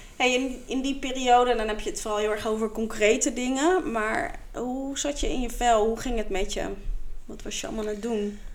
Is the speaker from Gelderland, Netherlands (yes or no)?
no; The Hague, South Holland, Netherlands; Ik kom oorspronkelijk uit Den Haag.